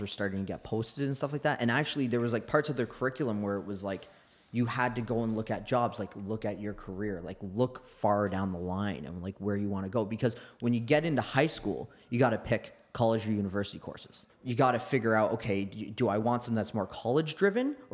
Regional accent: Oakville, Ontario, Canada; growing up in Oakville

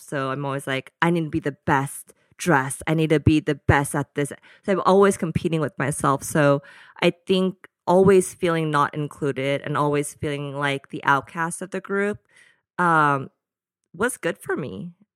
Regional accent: Danville, California, United States; also born or lived in Fort Worth, Texas; So majority of my childhood was in the Bay Area in a small town called Danville.

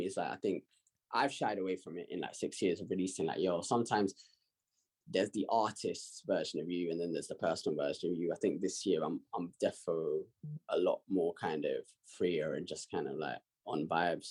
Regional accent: London, United Kingdom; I've always loved growing up where I've grown up

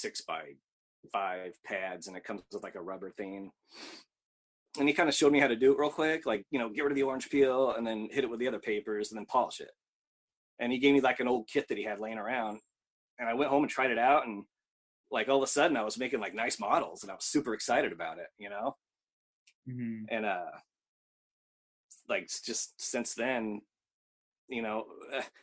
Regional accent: Whittier, California, United States; moved away as an adult; also born or lived in Seattle, Washington / Louisville, Kentucky; now in Osaka, Japan; born in Los Angeles in Whittier, but left there when I was, like, 20

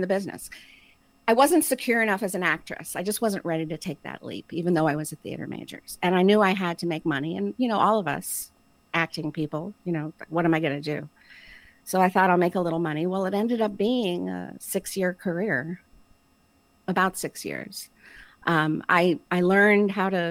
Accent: Florida, United States; moved away as an adult; also born or lived in Boston; I'm from Florida

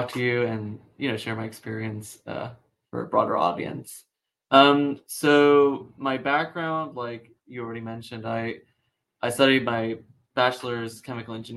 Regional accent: Puerto Rico; moved away as an adult; now in Pittsburgh, United States; I'm originally from Puerto Rico

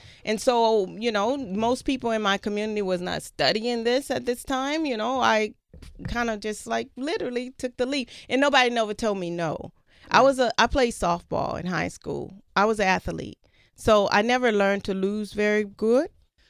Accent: Louisiana, United States; I'm from Louisiana.

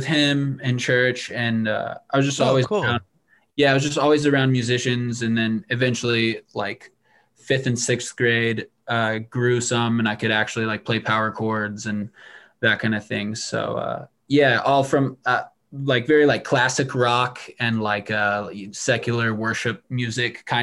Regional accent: Ashland, Missouri, United States; also born or lived in Columbia, Missouri; I was born in Columbia, Missouri, and I was raised about 15 minutes south of there in a very small town called Ashland, Missouri.

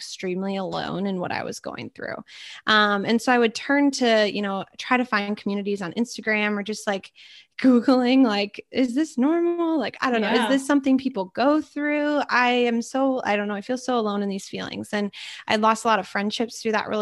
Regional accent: Minnesota, United States; also born or lived in Edina, Minnesota / Stillwater, Minnesota; I'm from Minnesota, born and raised, went to St. Thomas, studied fashion.

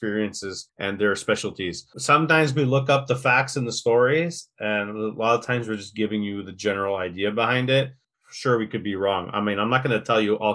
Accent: Quebec, Canada; first language English; I'm an Anglophone

